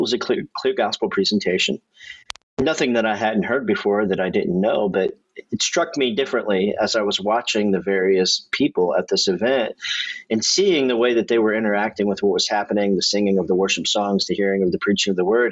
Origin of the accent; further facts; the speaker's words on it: Indiana, United States; I've lived in Indiana my whole life